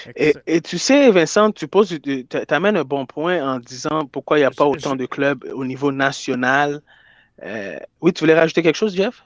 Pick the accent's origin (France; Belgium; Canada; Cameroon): Canada; Quebec; je viens de Québec